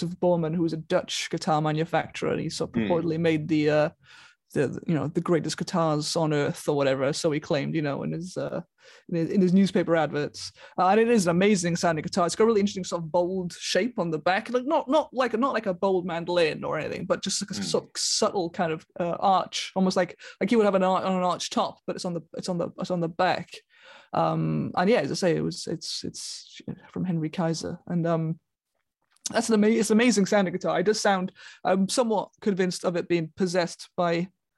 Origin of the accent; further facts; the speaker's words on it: Taff's Well, Wales, United Kingdom; now in Brighton, United Kingdom; I grew up in Tapswell, which is a village at the foot of the Garth Mountain